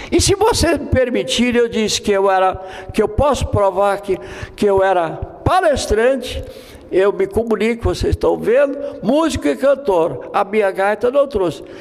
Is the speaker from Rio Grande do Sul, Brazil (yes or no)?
yes; Estrela, Rio Grande do Sul, Brazil; Portuguese is a second language; Eu sou do interior do município de Estrela. O nome do lugar é Picada del lá. Mais uma coisa, até seis anos eu não sabia falar uma palavra em portugu